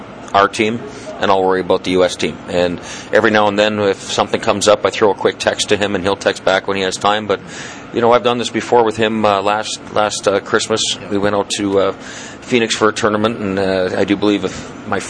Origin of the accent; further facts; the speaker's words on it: northern Saskatchewan, Canada; moved away; I grew up in northern Saskatchewan and never been out east before